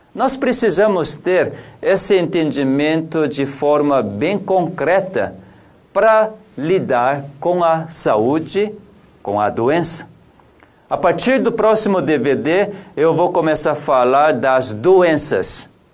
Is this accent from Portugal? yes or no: no; South Korea; Portuguese is a second language; also born or lived in São Paulo, Brazil; now in Brazil; Eu, como coreano